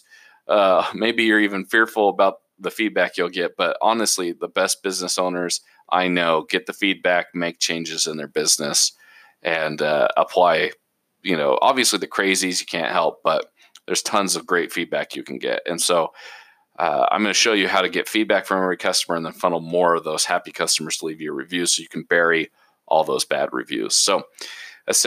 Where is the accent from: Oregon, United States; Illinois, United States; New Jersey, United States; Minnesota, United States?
Oregon, United States; Portland; moved away; I'm originally from Portland, Oregon.